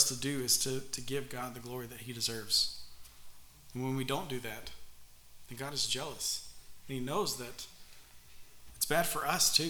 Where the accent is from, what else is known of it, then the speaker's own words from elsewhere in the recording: Pakistan; I used to live next to a river when I was growing up in Pakistan, the Indus River. It's a pretty big river.